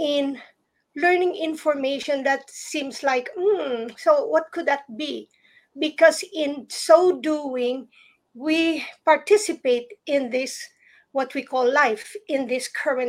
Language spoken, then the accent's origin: English; Philippines; moved away; growing up in the Philippines